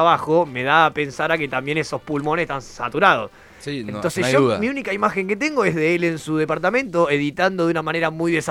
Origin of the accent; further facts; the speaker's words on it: interior, Venezuela; no es como nosotros que venimos ahí del interior de Venezuela.